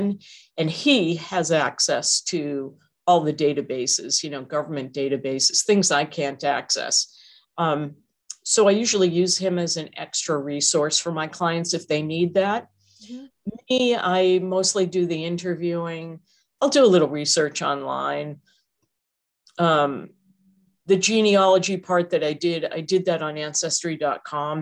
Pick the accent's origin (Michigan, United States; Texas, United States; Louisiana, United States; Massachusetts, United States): Massachusetts, United States; moved away; I'm from Massachusetts